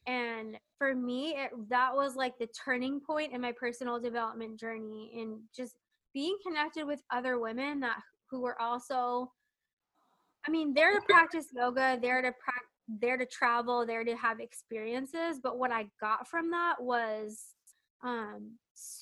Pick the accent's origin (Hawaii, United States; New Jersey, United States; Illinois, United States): New Jersey, United States; I'm from New Jersey